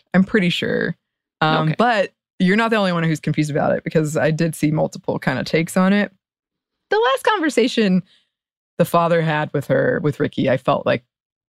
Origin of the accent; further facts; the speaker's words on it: West Virginia, United States; And given that I'm from West Virginia, its Appalachian setting called to something inside of me.